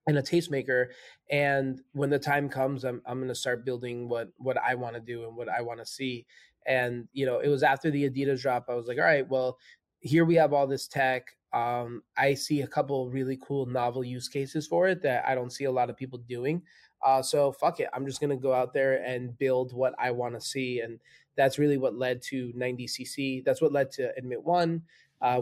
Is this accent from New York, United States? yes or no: yes; New York City, New York, United States; moved away; New York is my hometown, right? That's where I spent so much of my younger years there